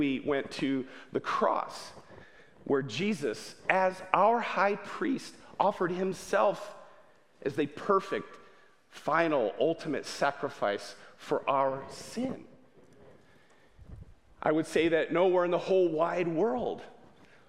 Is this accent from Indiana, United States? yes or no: yes; Winona Lake, Indiana, United States; I grew up here in Winona Lake. I've lived most of my life here in Winona Lake.